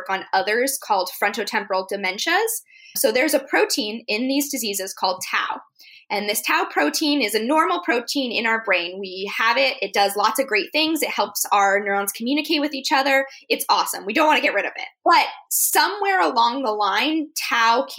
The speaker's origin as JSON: {"language": "English", "region": "Arizona", "country": "United States", "tie": "born or raised there", "said": "I grew up in Arizona"}